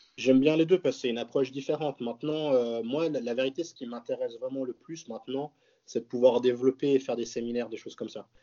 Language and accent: French; Switzerland